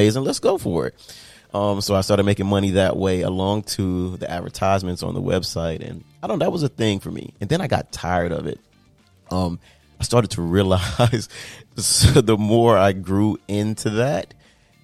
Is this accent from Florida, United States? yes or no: yes; Miami, Florida, United States; I'm from South Florida. I'm Miami raised, Miami paid. But growing up in like a multicultural melting pot like Miami